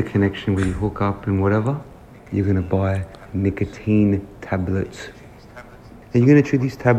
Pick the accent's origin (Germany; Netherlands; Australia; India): Australia; I'm from Australia